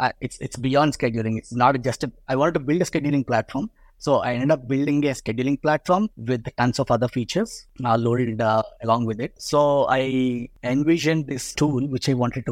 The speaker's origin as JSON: {"language": "English", "country": "India", "tie": "born or raised there", "said": "I was born in India. So I was raised in India."}